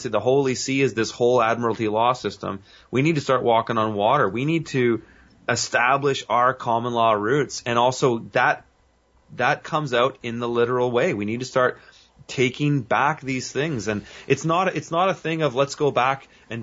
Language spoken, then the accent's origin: English; Canada; I would see it in my hometown, but I'm seeing it here